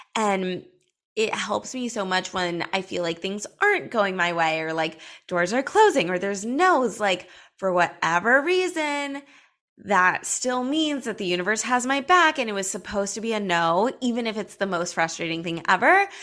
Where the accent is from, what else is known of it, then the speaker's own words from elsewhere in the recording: Los Angeles, California, United States; I grew up in Los Angeles